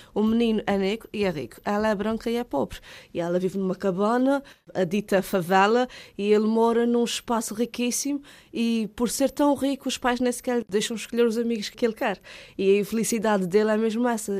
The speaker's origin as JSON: {"language": "Portuguese", "town": "Ponta Delgada", "region": "Azores", "country": "Portugal", "tie": "born or raised there", "said": "Eu nasci em Ponta Delgada, São José, sou natural de cá, portanto, mas sou da Covoada, uma freguesia aqui de Ponta Delgada"}